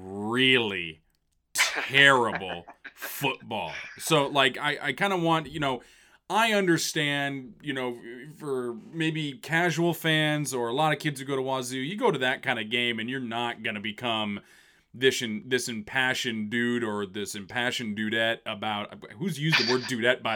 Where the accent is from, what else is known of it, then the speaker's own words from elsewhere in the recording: Woodinville, Washington, United States; Growing up in Woodinville